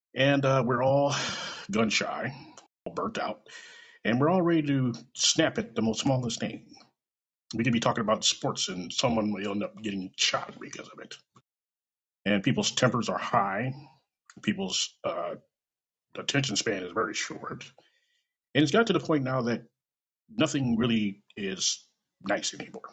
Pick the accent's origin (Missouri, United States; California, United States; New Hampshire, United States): Missouri, United States; Kansas City; born or raised there